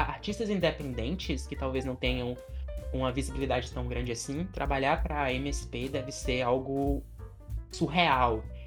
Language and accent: Portuguese; Bahia, Brazil; eu sou da Bahia, eu moro numa cidade aqui perto de Salvador.